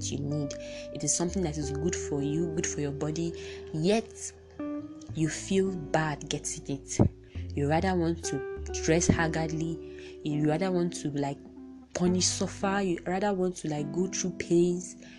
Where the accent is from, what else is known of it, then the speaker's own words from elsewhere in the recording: Nigeria; I'm from Nigeria